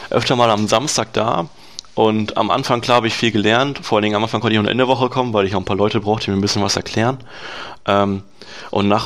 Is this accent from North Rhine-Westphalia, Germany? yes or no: no; Lower Saxony, Germany; ich komme ja aus der Gegend Lastrup-Löning da in der, also der Ort, wo ich wohne, heißt Norwegen. Äh, sehr kleiner Ort.